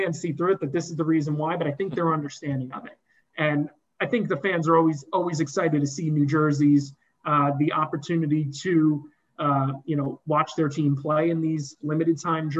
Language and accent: English; United States; as an American